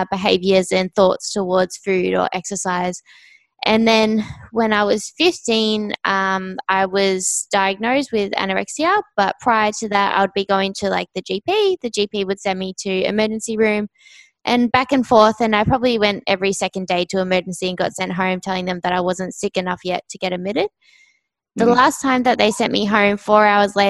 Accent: Australia; I'm from Australia, down south. So when you guys said my accent was deep, it's not. If you go up north, that's where it gets a lot deeper

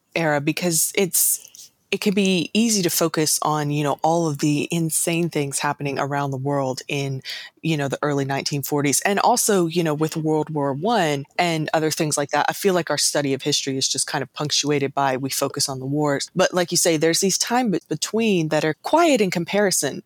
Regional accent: the South, United States; I was born and raised in the South

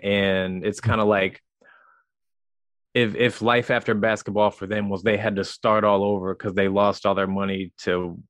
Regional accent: Wellsville, Missouri, United States; I grew up in Missouri. I grew up about an hour and a half west of St. Louis in a small town in the middle of nowhere called Wellsville.

